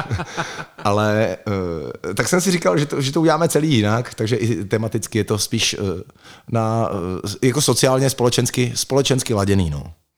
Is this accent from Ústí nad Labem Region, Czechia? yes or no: yes; Litvínov, Ústí nad Labem Region, Czechia; now in Prague, Czech Republic; v Litvínově Janově, odkud pocházím